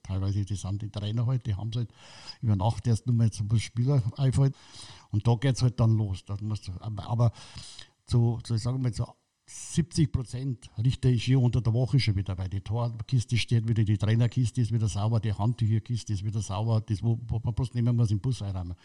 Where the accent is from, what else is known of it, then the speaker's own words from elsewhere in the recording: Munich, Bavaria, Germany; Ich bin im Glockenbach aufgewachsen